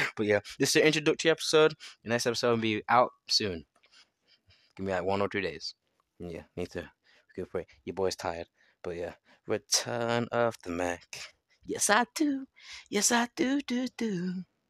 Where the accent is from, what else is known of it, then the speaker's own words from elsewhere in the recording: England, United Kingdom; I'm from England